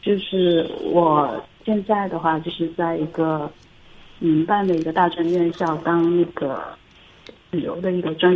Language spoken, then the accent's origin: Chinese; Nanchang, Jiangxi, China; 我是来自南昌的听众。